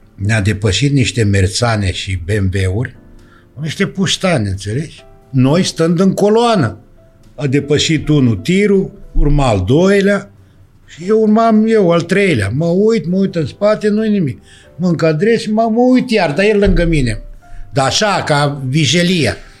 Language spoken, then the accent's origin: Romanian; Danube Delta, Romania; moved away; casa care s-a făcut la noi, uh, casa s-a făcut la mine, la părinți.